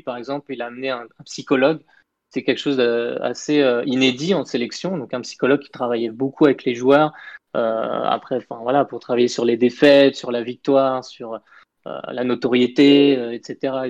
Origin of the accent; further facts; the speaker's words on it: France; moved away; also born or lived in Peru; en tant que Français